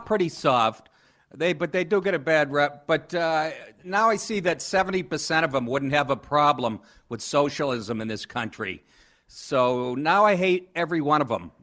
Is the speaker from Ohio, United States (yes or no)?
no; Boston, Massachusetts, United States; moved away as an adult; also born or lived in Maine / Los Angeles / New York; I, I grew up in Boston